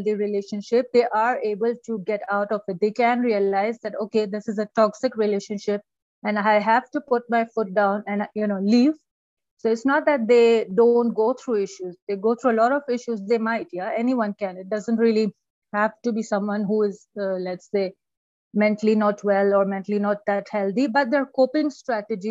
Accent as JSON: {"language": "English", "country": "Pakistan", "also_born_or_lived": "United Kingdom", "moved": "as an adult", "lives_now": "Iran", "said": "I'm originally from Pakistan. And then I went to UK for my master's, and now I'm living in Iran for the past 14 years."}